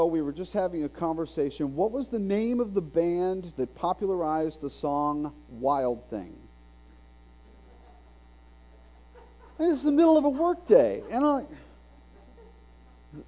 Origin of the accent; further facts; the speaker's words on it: Bradenton, Florida, United States; now in Oak Ridge, United States; That's Bradenton, Florida, my hometown